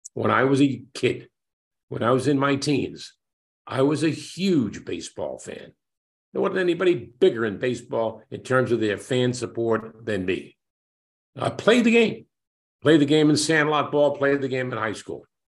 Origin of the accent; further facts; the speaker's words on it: New York City, New York, United States; it's my hometown